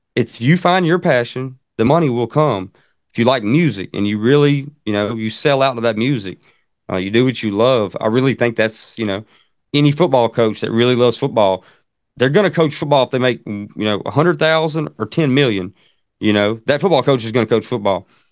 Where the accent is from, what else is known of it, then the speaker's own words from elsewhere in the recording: Central Alabama, United States; I'm from Central Alabama. You probably can tell with the accent.